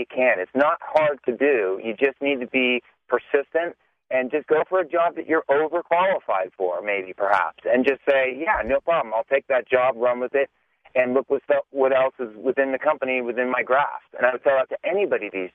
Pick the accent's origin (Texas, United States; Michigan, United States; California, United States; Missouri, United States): California, United States; Los Altos; growing up in the Bay Area, I grew up in Los Altos